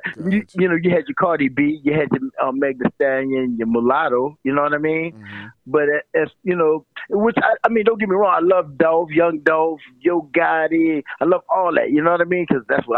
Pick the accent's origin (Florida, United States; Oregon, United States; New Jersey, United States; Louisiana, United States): Louisiana, United States; New Orleans; Man, New Orleans. How can I say this, man? It's a New Orleans. We always say, man, if you can make it here, you can make it anywhere.